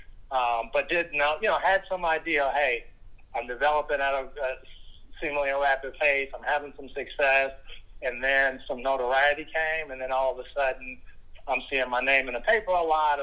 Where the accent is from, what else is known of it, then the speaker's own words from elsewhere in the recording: Chicago, Illinois, United States; I grew up in Chicago, played basketball in high school called De La Salle Institute, which is local